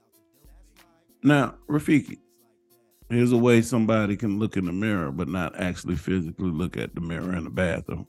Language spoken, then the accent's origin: English; St. Louis, Missouri, United States; But I'm from St. Louis